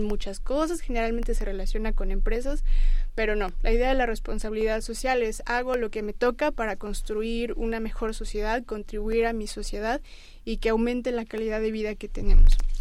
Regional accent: Mexico; nosotros como mexicanos

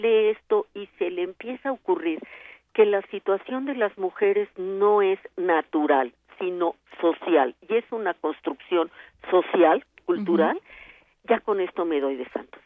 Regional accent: Mexico; Somos muchas las mexicanas

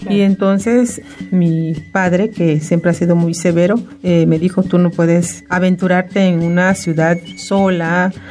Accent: Mexico; first language Maya; Spanish is a second language; castellana, la lengua castellana la empecé a, a, oír, a aprender en la primaria, en la primaria y entonces pues mi lengua nativa es el maya

